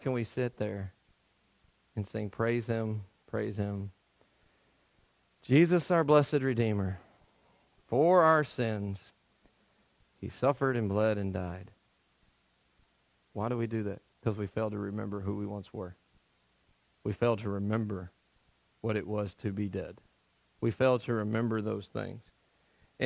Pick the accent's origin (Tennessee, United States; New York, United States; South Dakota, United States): Tennessee, United States; moved away; I'm from Tennessee